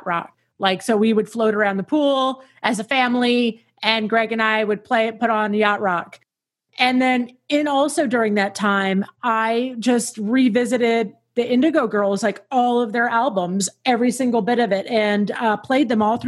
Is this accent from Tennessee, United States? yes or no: yes; Tennessee, United States; I grew up in Tennessee and Tennessee in the 80s.